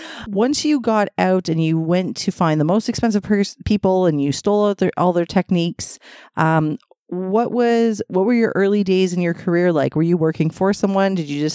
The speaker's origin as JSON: {"language": "English", "town": "Toronto", "region": "Ontario", "country": "Canada", "said": "I'm from Toronto, Ontario, Canada"}